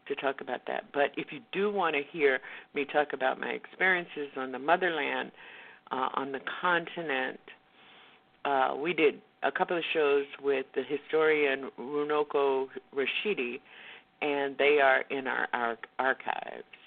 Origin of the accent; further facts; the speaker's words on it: the South, United States; I grew up in Jim Crow in the South.